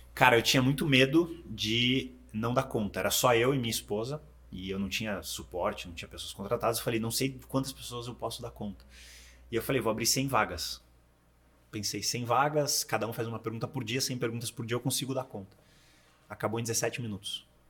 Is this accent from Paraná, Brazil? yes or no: yes; Curitiba, Paraná, Brazil; moved away as an adult; also born or lived in United States; now in Miami, United States; Eu sou de Curitiba, mas moro nos Estados Unidos desde 2008